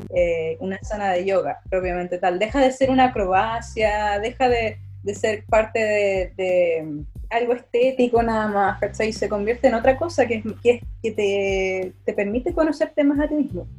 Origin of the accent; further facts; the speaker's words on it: Chile; Pensaríamos que como chilenos